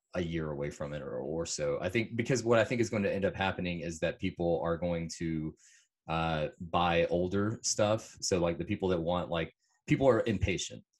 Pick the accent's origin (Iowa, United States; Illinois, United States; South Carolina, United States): South Carolina, United States; I am from South Carolina